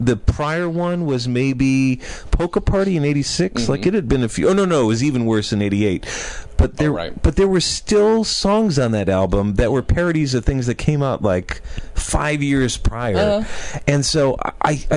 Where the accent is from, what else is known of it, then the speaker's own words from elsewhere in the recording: Chicago, Illinois, United States; moved away; also born or lived in California; I'm from Chicago, so we went back, and so it was like, went back to, like, my childhood neighborhood theater